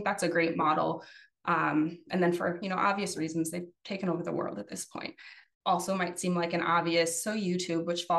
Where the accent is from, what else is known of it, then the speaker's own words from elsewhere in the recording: Chicago, Illinois, United States; I'm actually from Chicago.